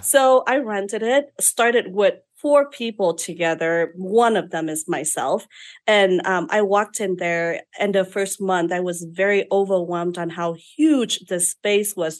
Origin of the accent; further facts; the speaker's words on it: Vietnam; moved away as an adult; now in United States; I was born and raised in Vietnam